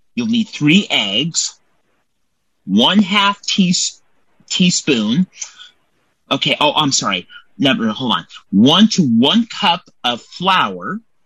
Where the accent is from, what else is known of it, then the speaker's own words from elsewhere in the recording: Templeton, California, United States; Templeton, California is where I'm from